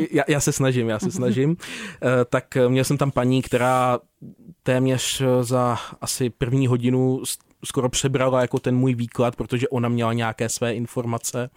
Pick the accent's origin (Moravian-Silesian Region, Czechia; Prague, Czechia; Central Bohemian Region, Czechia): Prague, Czechia; moved away as an adult; also born or lived in Krkonoše; pocházím z jižního města